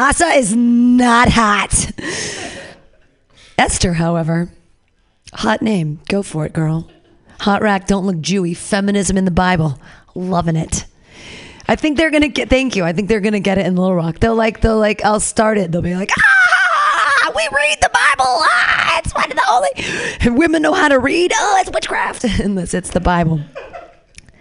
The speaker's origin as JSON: {"language": "English", "country": "United States", "said": "as Americans, were we taught"}